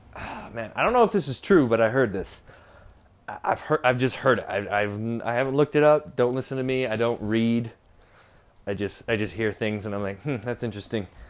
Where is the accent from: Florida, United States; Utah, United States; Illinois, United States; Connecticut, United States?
Utah, United States; I'm Mormon. I'm from Utah.